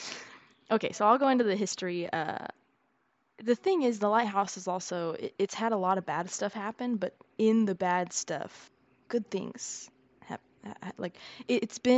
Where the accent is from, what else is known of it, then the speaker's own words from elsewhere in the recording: Texas, United States; I'm a Texan